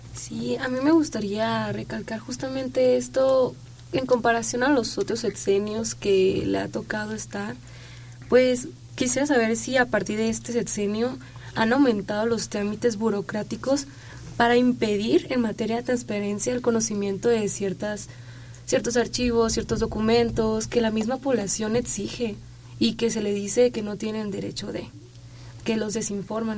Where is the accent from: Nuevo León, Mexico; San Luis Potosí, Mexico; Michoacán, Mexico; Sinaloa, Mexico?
Sinaloa, Mexico; moved away; representando mi tierra, que quiero tanto y que te extraño demasiado